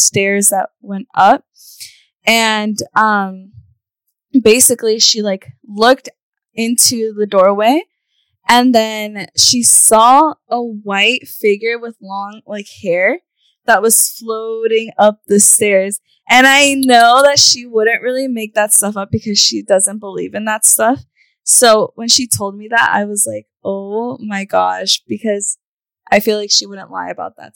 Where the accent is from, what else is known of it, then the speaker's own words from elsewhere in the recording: Veracruz, Mexico; I am from Veracruz.